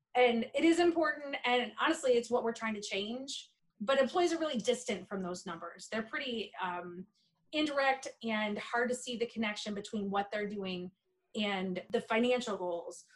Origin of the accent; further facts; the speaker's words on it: Michigan, United States; also born or lived in South Carolina; I'm from a dairy farm in mid-Michigan